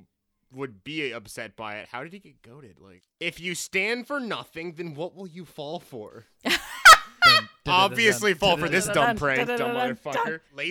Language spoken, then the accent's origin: English; Midwest, United States; I'm from the Midwest.